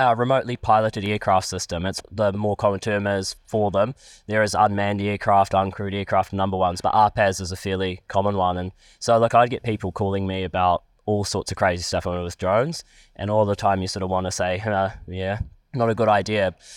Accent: Palmerston North, Manawatū-Whanganui, New Zealand; I'm from Palmerston North.

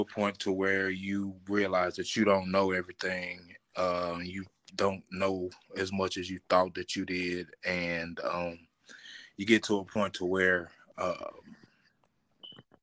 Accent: Terrell, Texas, United States; We started in the South. Actually, I was born in Terrell, Texas.

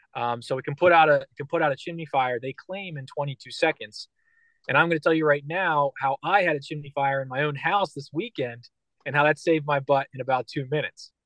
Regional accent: Philadelphia, Pennsylvania, United States; I'm from Philadelphia and Philadelphia's like hardcore.

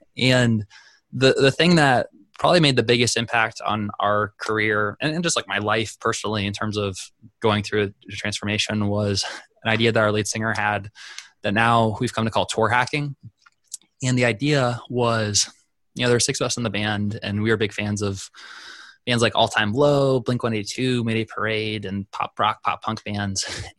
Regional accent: South Dakota, United States; which usually when I tell people I'm from South Dakota, they're like, wow, people actually live there.

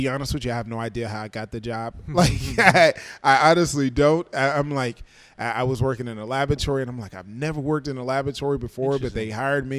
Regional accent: Decatur, Illinois, United States; also born or lived in Clarksdale, Mississippi / Champaign, Illinois; now in Chicago, United States; So I was born there, raised in the central Illinois area, Decatur, Illinois, to be specific. And I was raised there my entire life, and then things changed, and after high school, went to school in the Champaign area

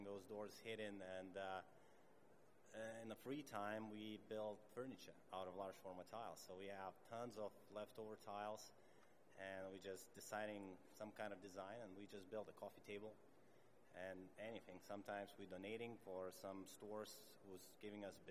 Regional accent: Lithuania; moved away as an adult; now in Canada; I'm originally from Lithuania. Moved to Canada 11 years ago

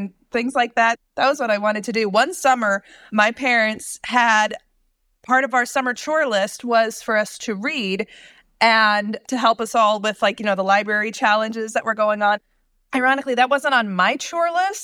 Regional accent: Indiana, United States; also born or lived in California / Ohio; I've lived in Indiana since I was 12

